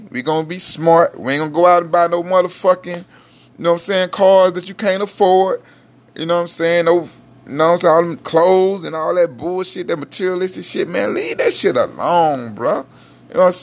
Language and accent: English; Mississippi, United States; now in Houston, United States; I'm originally from Mississippi